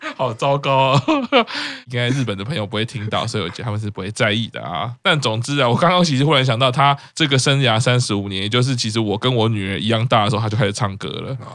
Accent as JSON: {"language": "Chinese", "town": "Taipei", "country": "Taiwan", "tie": "born or raised there", "said": "我是台北出生，我都很熟了"}